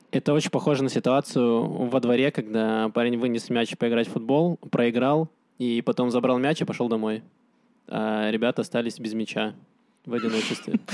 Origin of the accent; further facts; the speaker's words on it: Donetsk, Donetsk Oblast, Ukraine; now in Israel; Я сам из Донецка